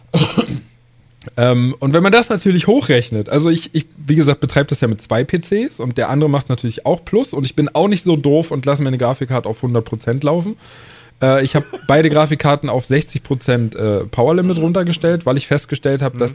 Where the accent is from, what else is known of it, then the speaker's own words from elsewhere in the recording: Germany; bei uns in Deutschland